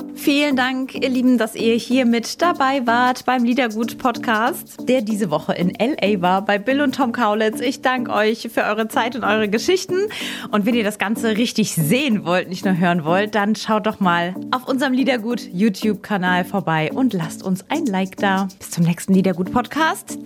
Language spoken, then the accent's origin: German; Saarland, Germany; im Saarland, also in meiner Heimat